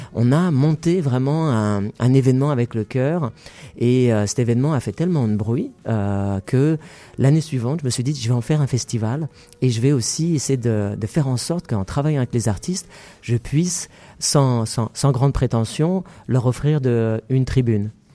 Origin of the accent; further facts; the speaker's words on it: Paris, Île-de-France, France; moved away as an adult; now in Montreal, Canada; je suis natif de Paris